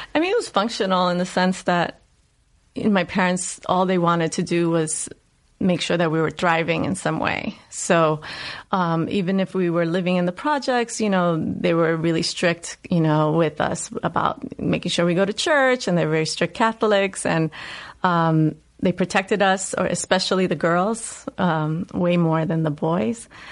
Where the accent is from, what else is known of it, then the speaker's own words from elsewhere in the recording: New York City, New York, United States; accent: Puerto Rican, New Yorkian Bronx dialect; moved away; I grew up in the South Bronx. I grew up in the housing projects, 183rd